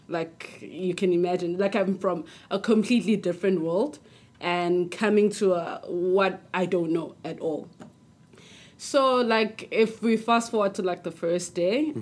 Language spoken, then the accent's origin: English; South Africa; I'm from South Africa